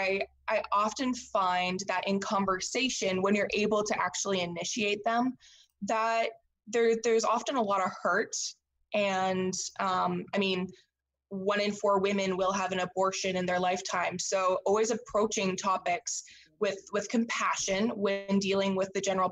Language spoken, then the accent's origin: English; Saskatchewan, Canada; I am Canadian. I'm born and bred in Saskatchewan, Canada